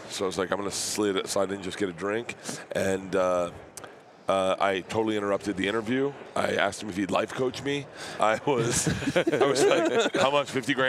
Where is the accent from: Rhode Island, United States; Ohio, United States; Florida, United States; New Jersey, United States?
Florida, United States; I'm so Florida. Bro, I'm a typical Florida man.